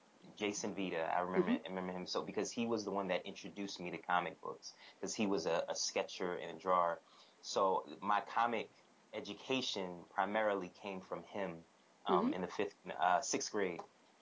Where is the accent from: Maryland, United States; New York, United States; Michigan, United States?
New York, United States; New York City; also born or lived in Oxford, England; I was born in Brooklyn.